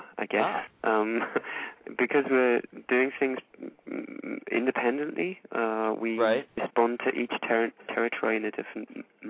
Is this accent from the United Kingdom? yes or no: yes; Middlesbrough, North East England, United Kingdom; also born or lived in London; now in Berlin, Germany; I'm from the northeast. There's a little place called Middlesbrough, horrible little town.